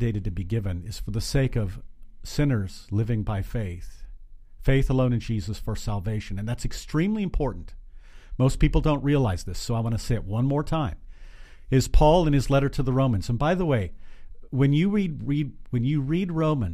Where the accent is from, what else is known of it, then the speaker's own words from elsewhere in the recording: Glenrock, Wyoming, United States; also born or lived in Kimball, Nebraska; now in Lincoln, United States; But from 3rd grade on, lived in Glen Rock, Wyoming. So I'm from Wyoming